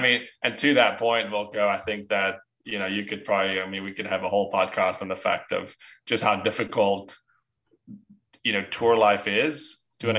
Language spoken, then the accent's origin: English; South Africa; moved away; I'm from South Africa